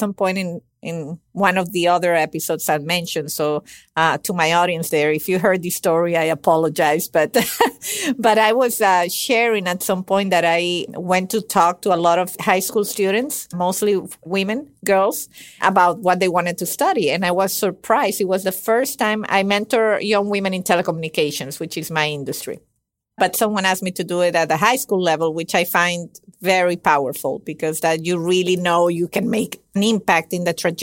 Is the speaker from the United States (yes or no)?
no; Venezuela; moved away; I'm originally from Venezuela.